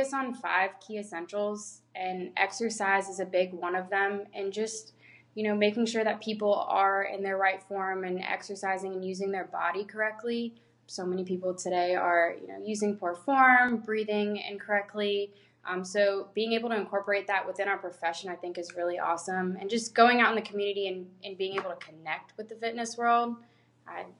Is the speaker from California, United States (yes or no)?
no; Tampa, Florida, United States; moved away as an adult; also born or lived in Louisiana; I'm originally from Tampa